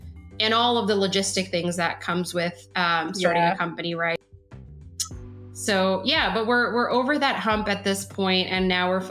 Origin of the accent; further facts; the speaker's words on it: New York City, New York, United States; now in Washington, DC, United States; I grew up in New York City